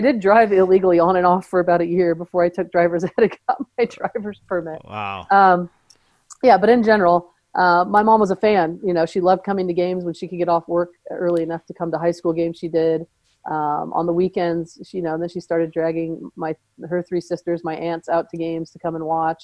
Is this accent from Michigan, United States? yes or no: no; Southern California, United States; now in Seattle, United States; we grew up in Southern California the weather was nice enough year round